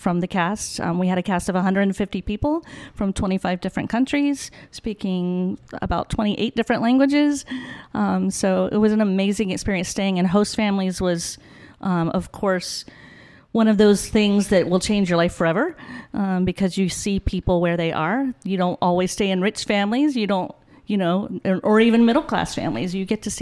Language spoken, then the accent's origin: English; Zephyrhills, Florida, United States; also born or lived in Bartow, Florida / Dade City, Florida; I was born here in Florida, and ended up at Zephyr Hills High School, where I graduated